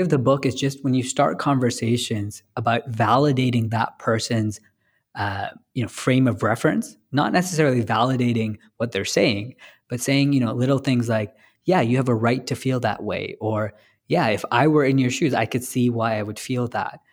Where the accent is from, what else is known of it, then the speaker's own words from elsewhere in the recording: San Francisco, California, United States; I'm from San Francisco